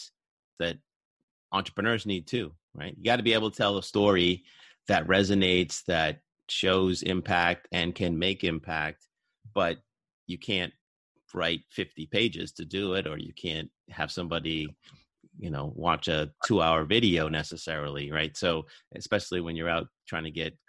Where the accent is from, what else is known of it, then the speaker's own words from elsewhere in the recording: Boston, Massachusetts, United States; moved away; I'm from Boston, and my family lives there